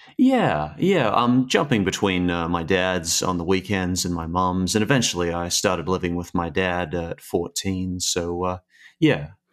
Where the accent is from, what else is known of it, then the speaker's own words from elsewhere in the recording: Australia; also born or lived in Sydney, New South Wales / Brisbane, Queensland; I started in Sydney when I was a kid, and then around 10 years old, I moved up to Brisbane, uh, Queensland.